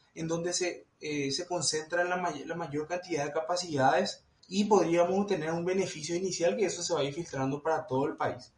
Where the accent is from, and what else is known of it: Paraguay